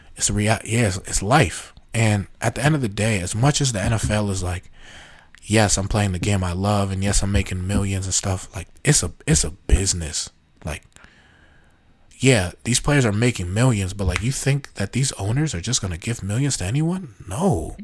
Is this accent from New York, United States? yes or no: yes; New York, United States; I'm from New York